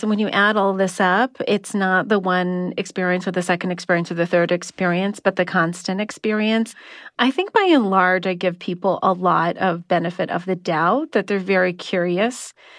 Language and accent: English; Southern California, United States; I'm from Southern California